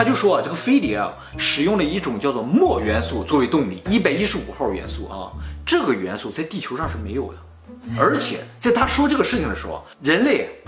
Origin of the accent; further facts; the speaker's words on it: Dalian, Liaoning, China; 同样是理工啊，人家是麻省的，我是辽宁省的，我是大连的，差距还是很大的